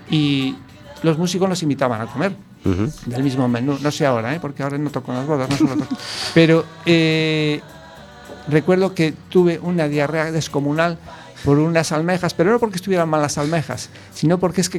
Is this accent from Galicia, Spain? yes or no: yes; Ourense, Galicia, Spain; born there; also born or lived in Switzerland; nací en Orense, hice el dinero en Suiza ¿eh?